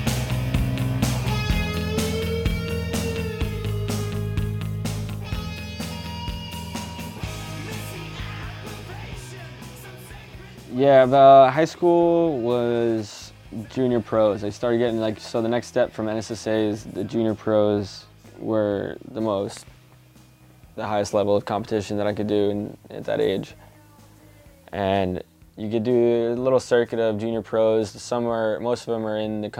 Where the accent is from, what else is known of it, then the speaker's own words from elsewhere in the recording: East Coast, United States; growing up on the East Coast